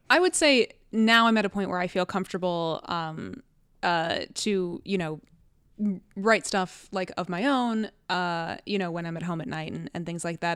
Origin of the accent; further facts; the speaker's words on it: Cleveland, Ohio, United States; moved away as an adult; now in Connecticut, United States; I'm from Ohio. I'm from Cleveland